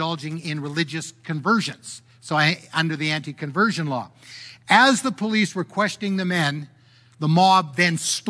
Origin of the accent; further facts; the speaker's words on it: Canada; I'm disappointed as a Canadian how our government has handled this.